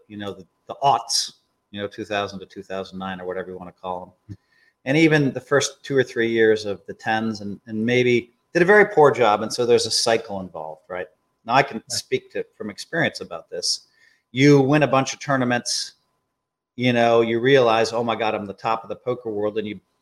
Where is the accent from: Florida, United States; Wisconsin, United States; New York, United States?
Wisconsin, United States; I'm from Wisconsin